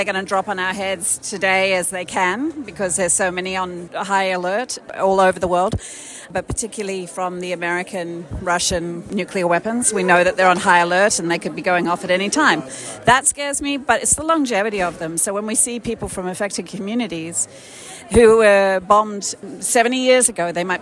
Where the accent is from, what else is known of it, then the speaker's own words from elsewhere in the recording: Melbourne, Victoria, Australia; from Australia, from Melbourne, Australia